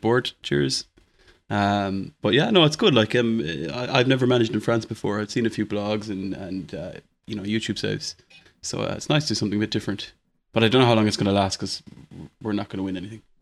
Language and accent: English; Ireland